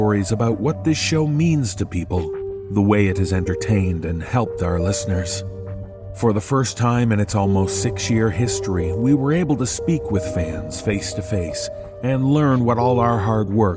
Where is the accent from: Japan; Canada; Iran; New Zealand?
Canada; Toronto, Ontario; my hometown of Toronto